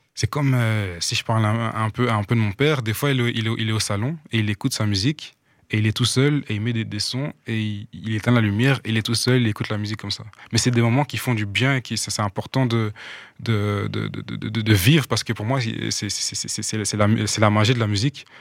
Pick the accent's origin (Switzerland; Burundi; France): Burundi; now in Belgium; j'ai grandi au Burundi. Mhm. moi, je suis arrivé en Belgique en 2013